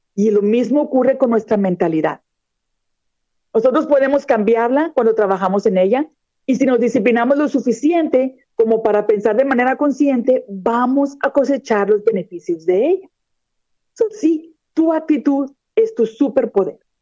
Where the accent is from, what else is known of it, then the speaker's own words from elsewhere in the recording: Monterrey, Nuevo León, Mexico; moved away as an adult; also born or lived in Texas; now in Florida, United States; yo soy mexicana de nacimiento, nací en la ciudad de Monterrey, Nuevo León, está en el norte de México. Sin embargo, ya tengo 23 años de residir en los Estados Unidos.